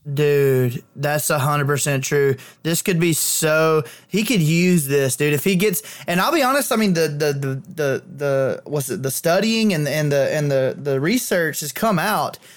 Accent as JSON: {"language": "English", "town": "Clanton", "region": "Alabama", "country": "United States", "tie": "born or raised there", "said": "my hometown"}